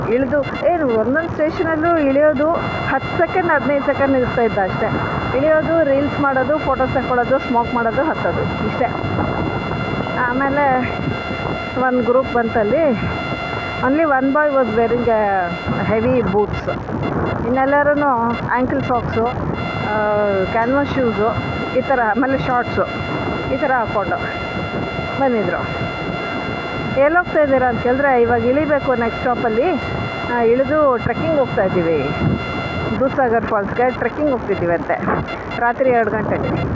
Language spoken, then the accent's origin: Kannada; Bengaluru, Karnataka, India; ನಾನು ಬೆಂಗಳೂರೊಳೆ